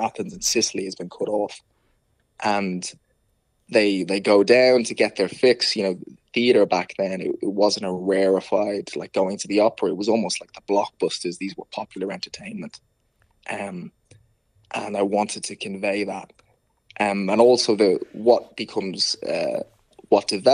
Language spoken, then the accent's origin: English; Dublin, Leinster, Ireland; accent: Dublin; I grew up in Tala. In many ways, I kind of, you know, my parents split up when I was young. So I was raised in Tala, very kind of traditional Irish background.